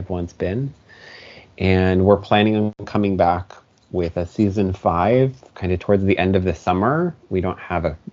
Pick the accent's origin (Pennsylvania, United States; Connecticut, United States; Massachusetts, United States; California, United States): Pennsylvania, United States; Northeastern; I'm from Northeastern Pennsylvania